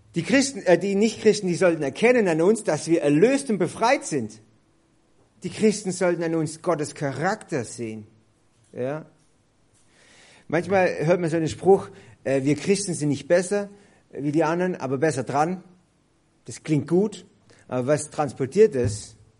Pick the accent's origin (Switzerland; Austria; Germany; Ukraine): Germany; bei uns in Deutschland